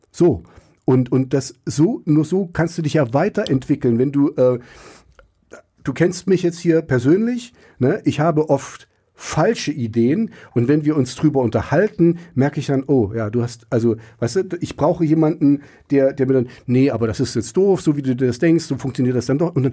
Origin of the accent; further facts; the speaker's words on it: East Germany, Germany; Und ich bin ja auch im Osten groß geworden. Ich wusste auch, in der Schule muss ich anders reden als zu Hause.